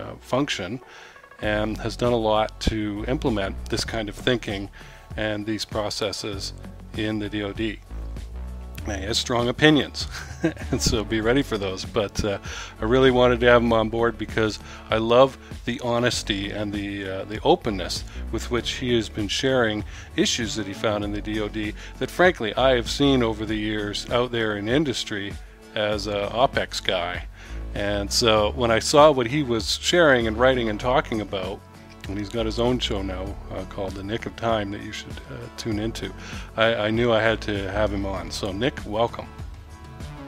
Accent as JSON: {"language": "English", "country": "Canada", "moved": "yes", "lives_now": "United States", "said": "I'm an immigrant from Canada."}